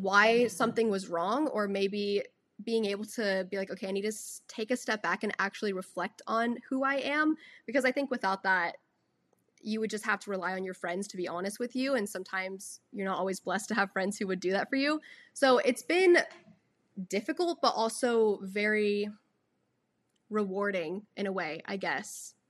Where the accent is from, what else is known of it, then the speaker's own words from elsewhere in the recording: Austin, Texas, United States; I was born in Austin and then grew up here ever since. I've never moved out of the state, out of the city or anything